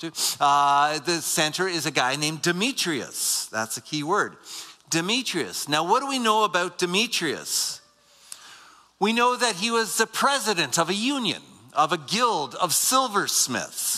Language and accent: English; Waterloo, Ontario, Canada; I grew up near Waterloo